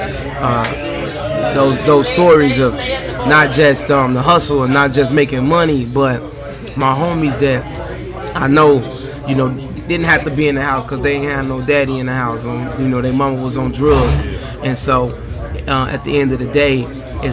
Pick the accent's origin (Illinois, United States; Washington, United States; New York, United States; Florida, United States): Illinois, United States; Chicago; accent: Chicago; I'm from the West Side.